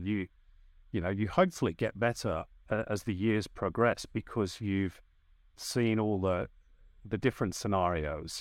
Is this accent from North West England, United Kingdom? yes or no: yes; North West England, United Kingdom; moved away as an adult; now in Australia; as you can tell by my accent, I started in the U K. That's where I'm from. I'm from the northwest of England.